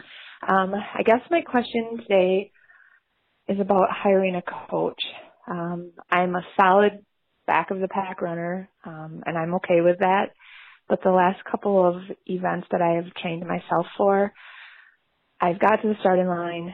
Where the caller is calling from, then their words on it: Melrose, Wisconsin, United States; I'm calling from Melrose, Wisconsin. I'm the mother runner of 4 kids, ages 15 to 21.